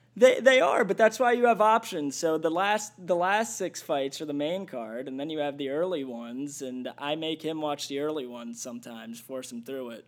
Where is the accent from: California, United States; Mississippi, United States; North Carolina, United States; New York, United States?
New York, United States; White Plains; I grew up in White Plains, New York.